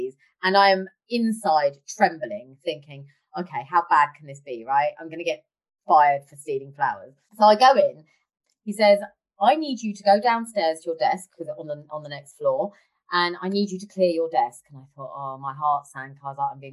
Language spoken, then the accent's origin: English; London, United Kingdom; I come from Harlesden and Southall